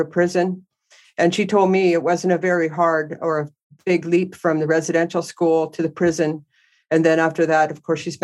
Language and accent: English; Trail, British Columbia, Canada; also born or lived in Salmo, British Columbia; I was born in the Kootenays in a town called Trail, but I grew up in Salmo until I was about seven.